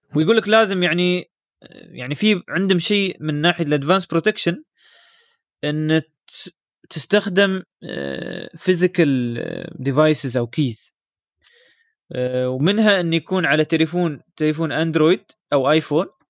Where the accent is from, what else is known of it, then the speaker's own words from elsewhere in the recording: United Arab Emirates; نحن عندنا في الامارات